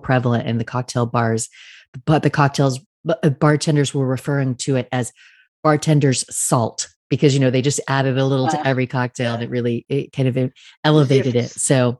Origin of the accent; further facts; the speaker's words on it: United States; now in France; I'm an American living in France, so I'm very aware of what's happening in both countries.